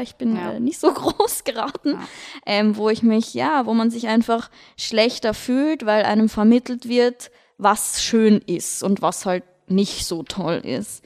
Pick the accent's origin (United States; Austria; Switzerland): Austria; Vienna; moved away as an adult; now in Munich, Germany; ich komme aus Wien, falls man es hört an meinem Dialekt.